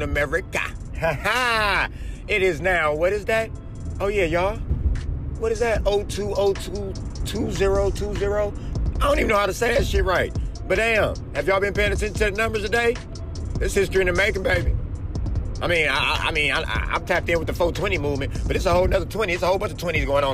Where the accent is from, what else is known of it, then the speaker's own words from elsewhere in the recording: Oakland, California, United States; born from Oakland